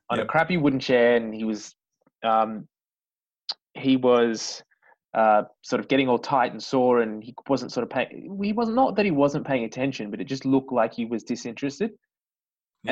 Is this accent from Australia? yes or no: yes; Australia; being an Aussie person